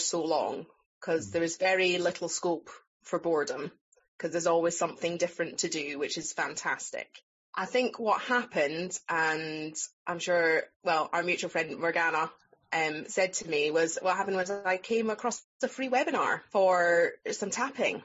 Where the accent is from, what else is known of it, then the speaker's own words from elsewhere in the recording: Scotland, United Kingdom; accent: Scottish; moved away as an adult; also born or lived in England; I'm from here. I'm back in my hometown